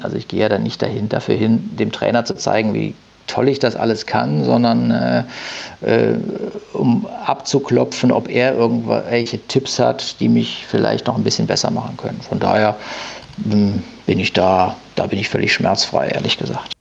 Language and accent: German; Düsseldorf, North Rhine-Westphalia, Germany; now in Haan, Germany; gebürtig bin ich Düsseldorfer. Ähm, genau, und bin mit meiner Familie dann nach Hahn rausgezogen